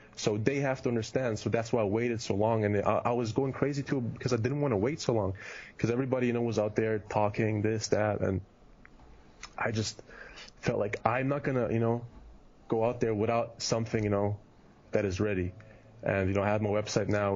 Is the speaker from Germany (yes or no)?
yes; Germany; moved away as an adult; also born or lived in Kitchener, Canada; now in United States; Europe because that's where I grew up